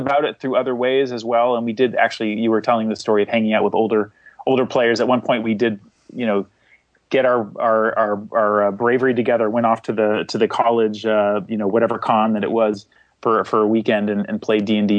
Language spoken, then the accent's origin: English; seacoast area of New Hampshire, United States; now in Somerville, United States; I grew up in a small town in the seacoast area of New Hampshire, and I live now in Boston, or a city next to Boston called Somerville.